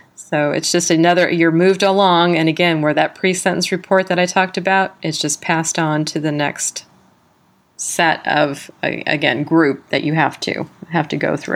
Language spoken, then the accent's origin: English; San Diego, California, United States; also born or lived in South Carolina; now in California, United States; I was from San Diego, California, I did my halfway house in South Carolina